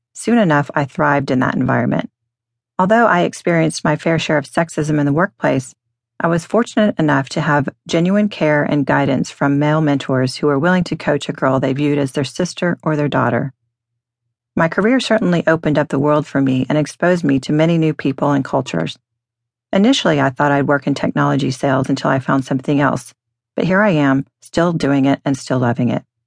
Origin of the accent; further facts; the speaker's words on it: Dallas, Texas, United States; moved away; I grew up in Dallas as a fifth-generation Texan.